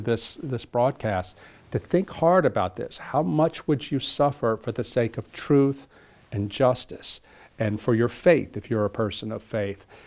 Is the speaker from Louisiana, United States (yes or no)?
yes; South Louisiana, United States; moved away as an adult; I'm from the deep south, uh, South Louisiana, a small town. And when, I was born in nineteen sixty-seven